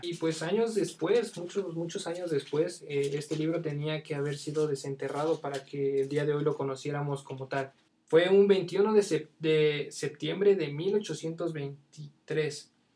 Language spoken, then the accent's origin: Spanish; State of Mexico, Mexico; soy del Estado de México